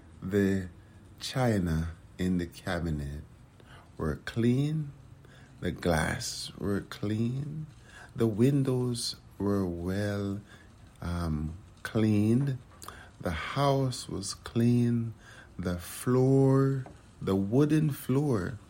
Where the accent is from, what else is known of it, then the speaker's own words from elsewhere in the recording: Kingston, Jamaica; now in United States; I grew up in Kingston, Jamaica